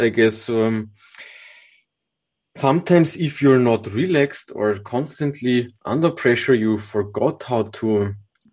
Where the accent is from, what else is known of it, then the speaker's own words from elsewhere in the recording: Austria; I grew up on the countryside with not a lot of mountains. So for me, forests are the type of nature that I visited a lot when I grew up. Later on, of course, also some nice mountain trips as I come from Austria